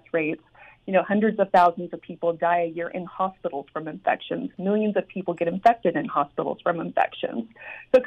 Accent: Idaho, United States; I was raised up in Idaho

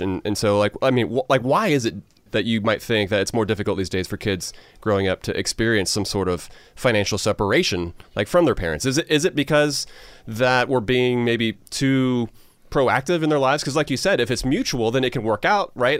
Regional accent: Georgia, United States; a couple guys from Georgia

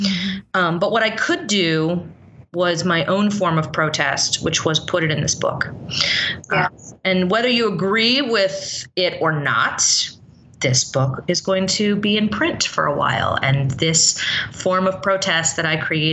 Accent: San Francisco, California, United States; now in Los Angeles, United States; I grew up in San Francisco. I've lived in LA for 20 plus years

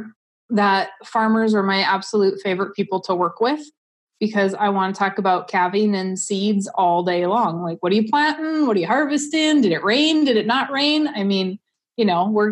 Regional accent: Southwest North Dakota, United States; I grew up in Southwest North Dakota

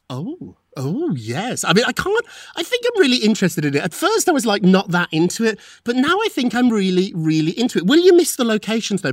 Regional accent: United Kingdom; moved away; when I was growing up in Britain

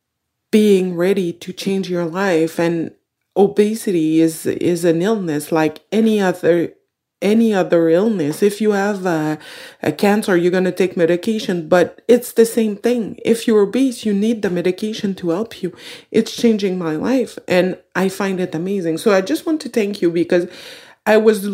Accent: Quebec, Canada; I'm from Quebec, Canada

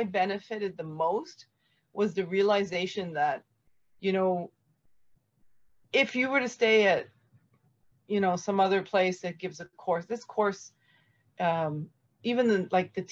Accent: Canada; being Canadian

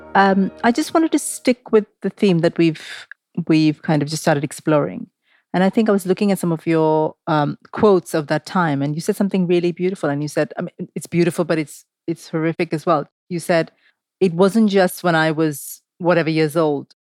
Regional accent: Mumbai, Maharashtra, India; I grew up in Mumbai

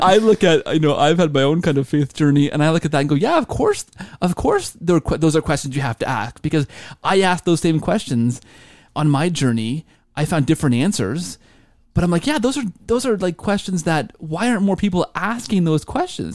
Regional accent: Canada; I'm Canadian

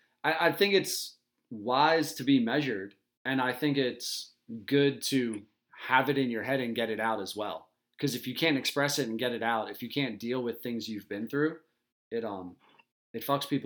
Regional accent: Delaware, United States; I'm from Delaware, right?

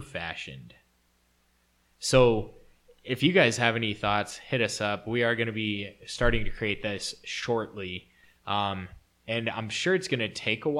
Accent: United States; I'm an American

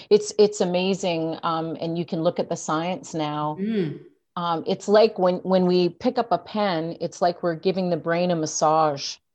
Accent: Edmonton, Alberta, Canada; born there; also born or lived in Ottawa / Toronto / Vancouver / Victoria; I was born in Edmonton, so I went to school at U of Vic.

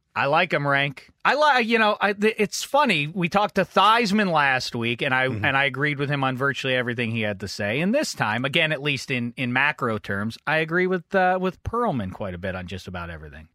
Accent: Pittsburgh, Pennsylvania, United States; I went to my hometown of Pittsburgh, PA

